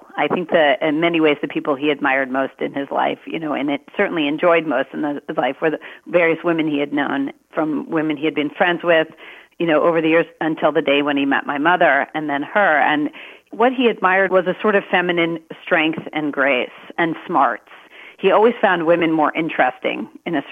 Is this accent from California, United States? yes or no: no; Maryland, United States; I was born in Maryland.